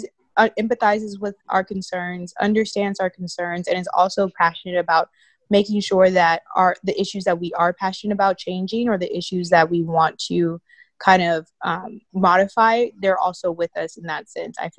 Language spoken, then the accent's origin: English; Houston, Texas, United States; I'm from Houston, Texas